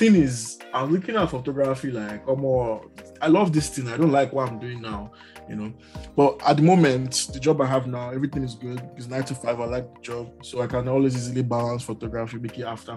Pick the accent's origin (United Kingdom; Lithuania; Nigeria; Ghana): Nigeria; now in Canada; I'm Nigerian.